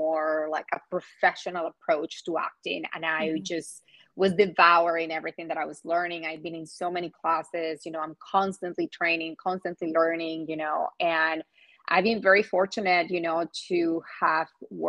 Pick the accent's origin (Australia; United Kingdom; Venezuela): Venezuela; also born or lived in Orlando, Florida / New York City; now in Los Angeles, United States; growing up in Venezuela